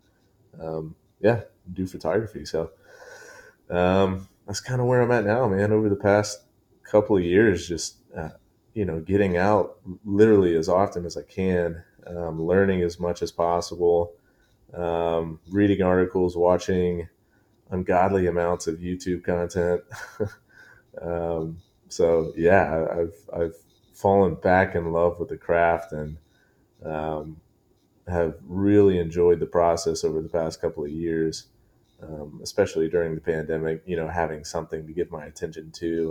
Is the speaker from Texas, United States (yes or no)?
no; Columbia, South Carolina, United States; now in Memphis, United States; I was born and raised in Columbia, South Carolina.